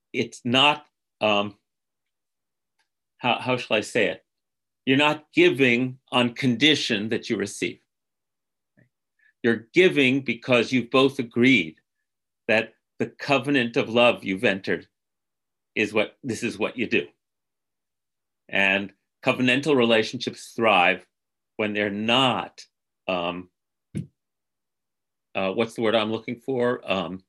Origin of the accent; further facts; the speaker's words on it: United States; the sacred covenant of being an American that I grew up to internalize